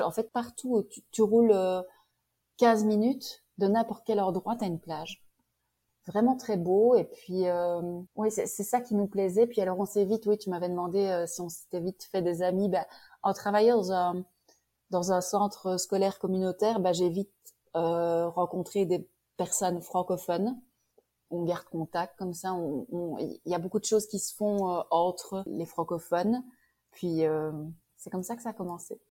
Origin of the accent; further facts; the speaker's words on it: Liège, Wallonia, Belgium; accent: Belgian; moved away as an adult; also born or lived in Prince Edward Island, Canada; now in Kelowna, Canada; je suis née à Liège je restais à Liège